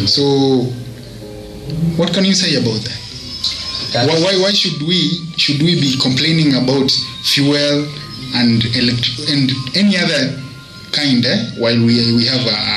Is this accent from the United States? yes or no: no; Kenya; I know. I mean, I'm a Kenyan.